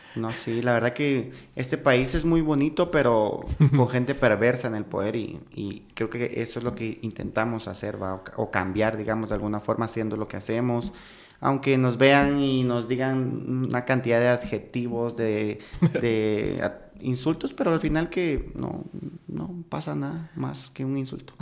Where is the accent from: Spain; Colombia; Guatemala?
Guatemala; como guatemaltecas y como guatemaltecos